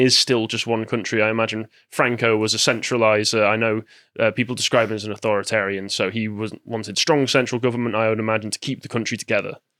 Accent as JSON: {"language": "English", "area": "near Manchester", "region": "north of England / Midlands", "country": "United Kingdom", "said": "some would argue that I'm from the Midlands, but I'm, I consider myself from the North. I'm close enough to Manchester to consider myself a Northman."}